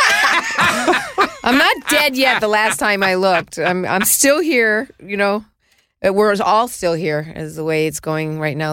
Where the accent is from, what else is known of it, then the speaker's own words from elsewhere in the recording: New York City, New York, United States; I was born in Mount Sinai